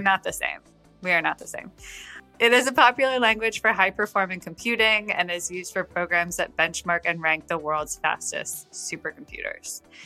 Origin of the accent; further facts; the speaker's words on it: United States; my hometown, which is small.